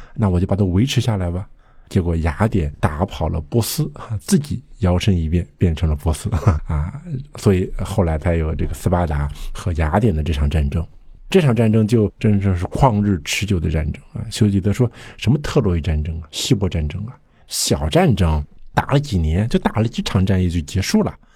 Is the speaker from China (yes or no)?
yes; China; 我们就是中国人